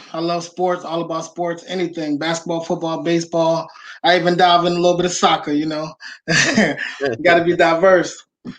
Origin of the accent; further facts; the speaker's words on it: Philadelphia, Pennsylvania, United States; moved away as an adult; now in Houston, United States; All right, so I'm originally from Philadelphia, you know, West Philly in the house.